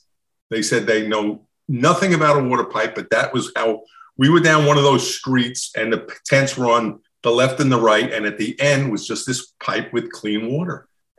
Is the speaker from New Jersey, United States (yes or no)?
yes; New Jersey, United States; Somebody goes, "Are you Jersey?" I'm from Jersey.